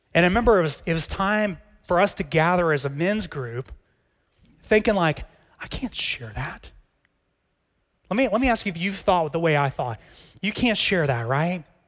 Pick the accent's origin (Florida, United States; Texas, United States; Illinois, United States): Texas, United States; As a Texan